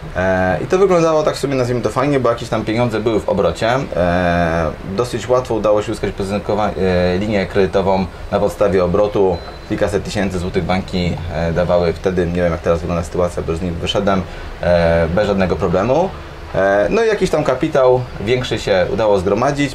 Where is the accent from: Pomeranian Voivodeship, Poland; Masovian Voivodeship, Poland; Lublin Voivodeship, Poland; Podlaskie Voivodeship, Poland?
Pomeranian Voivodeship, Poland; Gdańsk; jestem z Gdańska i tutaj też mieszkam i większość czasu tutaj spędzam